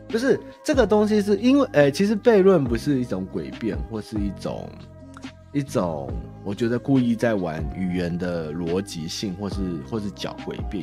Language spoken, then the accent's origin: Chinese; Taiwan; 我们台湾人他妈超怪